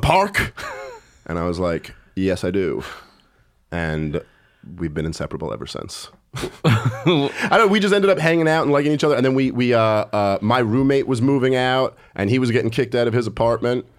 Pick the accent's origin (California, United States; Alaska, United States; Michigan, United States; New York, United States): New York, United States; New York City; also born or lived in Oneonta, New York; I've never lived outside of New York.